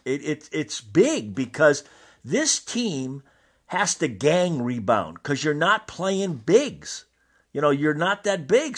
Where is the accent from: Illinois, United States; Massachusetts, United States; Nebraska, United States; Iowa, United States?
Massachusetts, United States; I grew up in Massachusetts